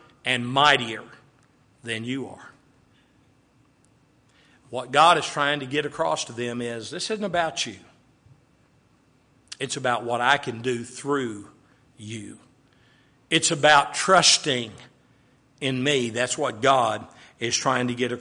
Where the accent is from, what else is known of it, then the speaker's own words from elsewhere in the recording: Waco, Texas, United States; growing up in Waco, Texas